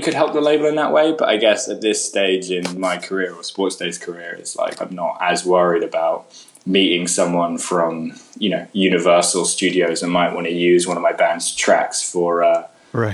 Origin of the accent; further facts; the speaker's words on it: London, United Kingdom; moved away as an adult; also born or lived in Austin; now in New Orleans, United States; Growing up in London